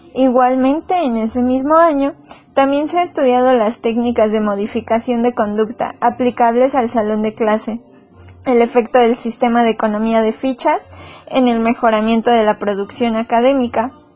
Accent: Mexico; Somos mexicanos

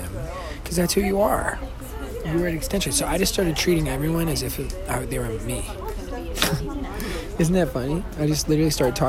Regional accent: Tucson, Arizona, United States; moved away as an adult; now in Los Angeles, United States; my hometown. The Tucson mystery tour

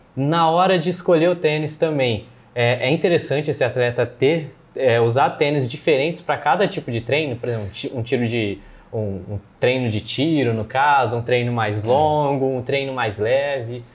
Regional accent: Ribeirão Preto, São Paulo, Brazil; a gente é de Ribeirão

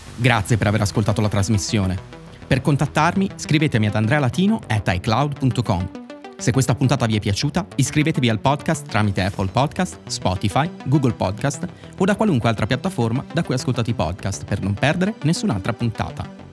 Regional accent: Italy; noi italiani

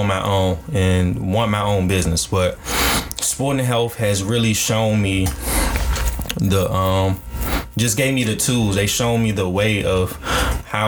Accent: United States; black kids growing up in America

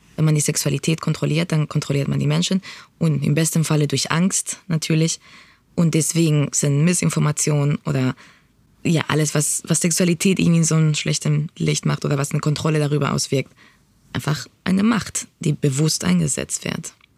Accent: Spain; now in Berlin, Germany; ich bin in Spanien aufgewachsen

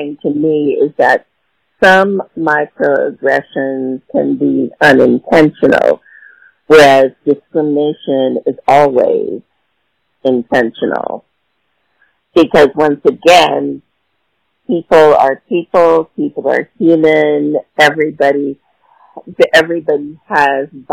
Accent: Los Angeles, California, United States; now in Washington, D.C., United States; I'm from Los Angeles, California

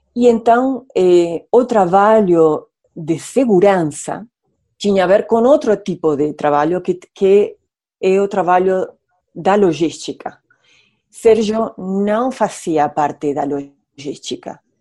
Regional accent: Argentina; Portuguese is a second language; now in Rio de Janeiro, Brazil; eu sou argentina

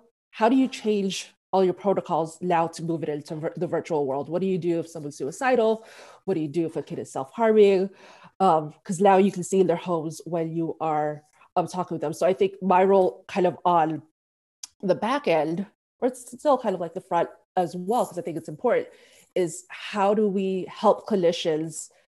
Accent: Philippines; So I'm Filipino. I haven't seen a lot of people who look like me in the field. And therapy is taboo in my community.

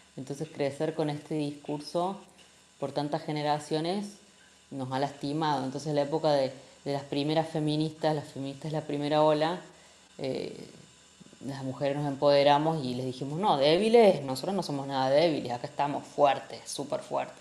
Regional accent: Argentina; moved away as an adult; also born or lived in Mexico; now in Spain; yo soy de Argentina, nativa, aunque ahora vivimos en España

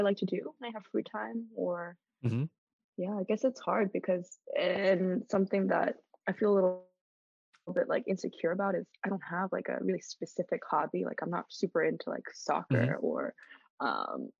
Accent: United States

